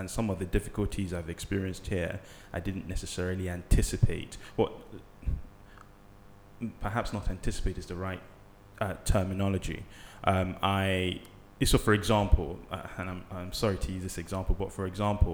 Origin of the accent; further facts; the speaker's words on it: Nigeria; also born or lived in England; now in London, United Kingdom; I'm Nigerian, obviously, my name gives that away. And I was born here.